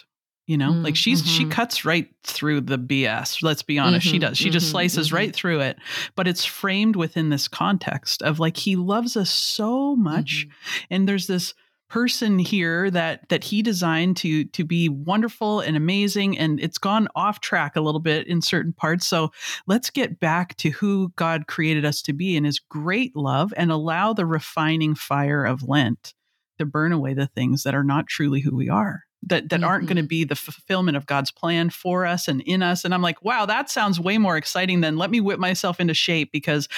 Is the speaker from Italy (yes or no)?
no; Canada; I'm Canadian